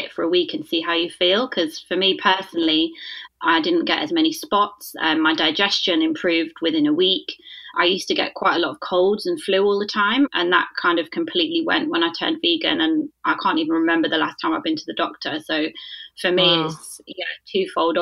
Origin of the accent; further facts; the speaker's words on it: Leicester, East Midlands, United Kingdom; also born or lived in London; I'm originally from Leicester, but I did live in London